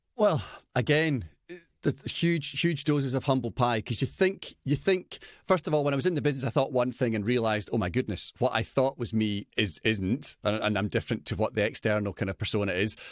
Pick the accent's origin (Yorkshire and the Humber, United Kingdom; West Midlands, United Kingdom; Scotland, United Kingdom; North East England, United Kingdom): Scotland, United Kingdom; I'm Scottish